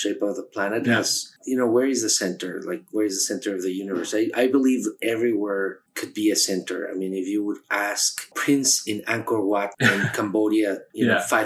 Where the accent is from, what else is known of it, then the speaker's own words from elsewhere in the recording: Mexico City, Mexico; moved away as an adult; now in New York, United States; I was born in Mexico City